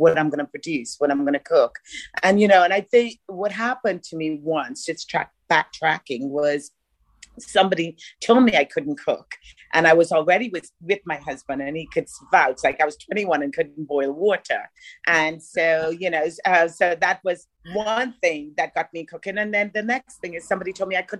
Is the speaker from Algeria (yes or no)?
no; Bahamas; moved away; also born or lived in Ireland; I'm actually from the Bahamas